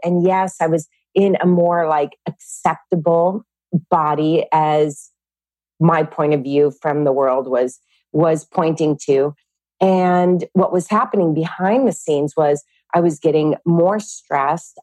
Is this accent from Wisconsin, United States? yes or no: no; California, United States; I grew up in California with 10 brothers and sisters